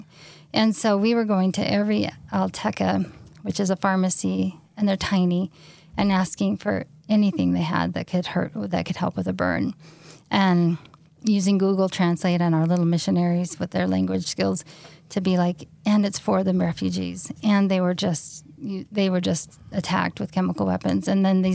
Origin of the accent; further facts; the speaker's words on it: Utah, United States; we're just from Utah